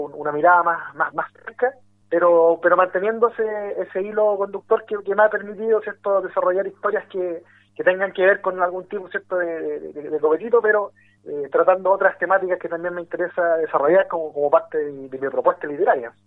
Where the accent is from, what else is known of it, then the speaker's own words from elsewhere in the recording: Quilpué, Valparaíso, Chile; also born or lived in Talcahuano; Yo soy de provincia, soy posteño. me crecí en ciudades como Quilpué, que está al interior de la quinta región, viví también cuando niño en, en Talcahuano